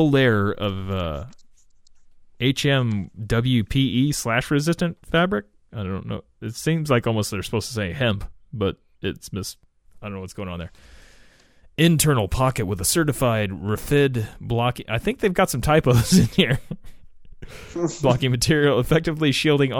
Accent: Midwest, United States; we're from the Midwest.

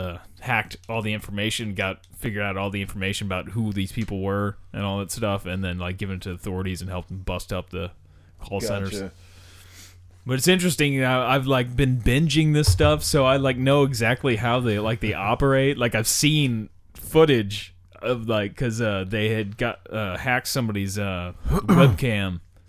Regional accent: New York, United States; I am from New York.

